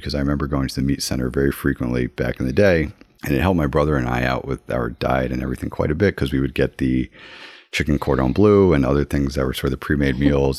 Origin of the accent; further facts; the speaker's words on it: Woodbury, Connecticut, United States; I grew up in the Woodbury area